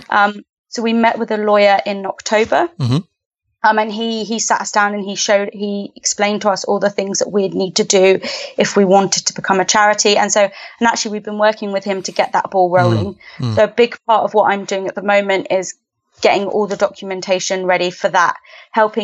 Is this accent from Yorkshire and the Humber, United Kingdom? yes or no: no; Southampton, South East England, United Kingdom; moved away as an adult; also born or lived in Bournemouth / London; now in Canada; I'm from the UK. I'm from Southampton.